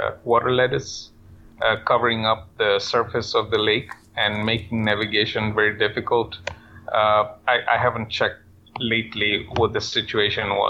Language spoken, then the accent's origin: English; Kenya; moved away; I'm from Kenya, born and raised